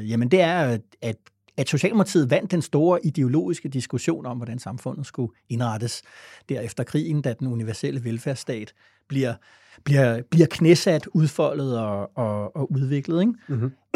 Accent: Denmark; vi er ikke bare danskerne, vi vil også gerne være øh, danskerne

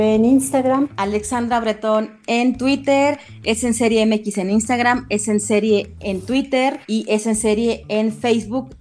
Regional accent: Mexico; no somos creativos los mexicanos

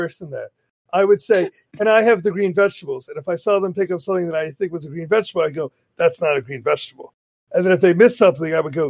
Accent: the South, United States; I am a Southerner. I do live in the South.

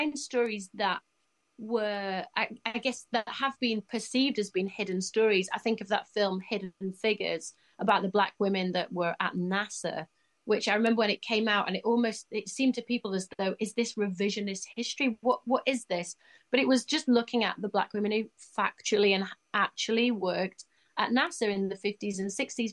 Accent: Leeds, Yorkshire and the Humber, United Kingdom; I'm lucky to be from Leeds.

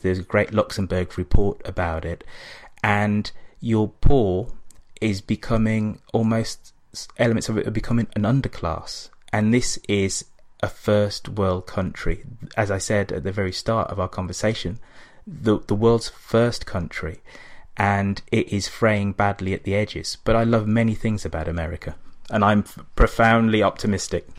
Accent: England, United Kingdom; accent: English; I'm black, but I have this English accent

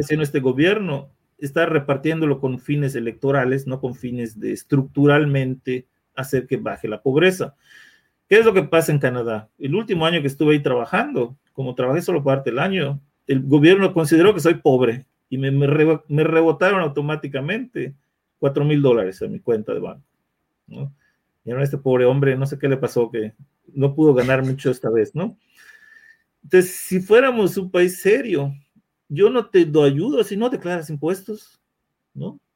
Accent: Mexico; como mexicano

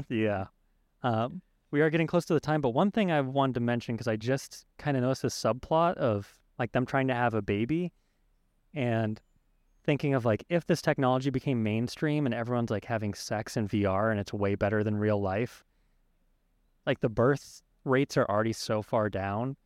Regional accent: United States; I was born in America

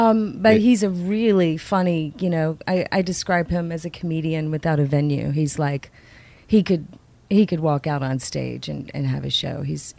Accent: Louisiana, United States; moved away; also born or lived in Baltimore, Maryland / Mississippi; I'm from Louisiana. I was born in Baltimore, Maryland.

